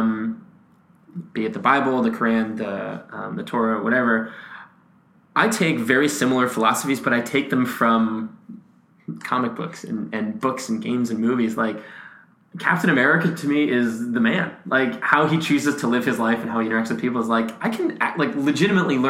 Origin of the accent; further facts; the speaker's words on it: Massachusetts, United States; moved away; also born or lived in Nashville; I grew up in Massachusetts